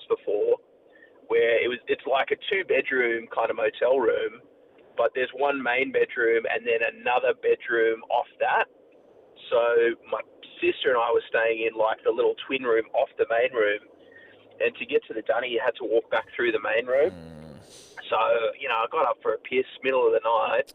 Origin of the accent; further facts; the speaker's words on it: Sydney, New South Wales, Australia; We grew up in Sydney